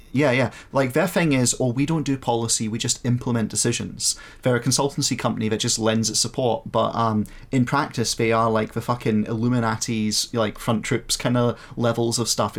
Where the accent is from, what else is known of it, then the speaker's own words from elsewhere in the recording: Scotland, United Kingdom; I'm from Scotland